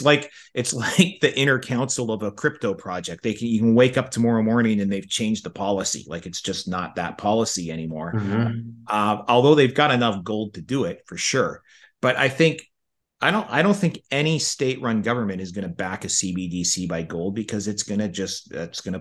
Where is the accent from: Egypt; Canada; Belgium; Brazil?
Canada; I'm from Canada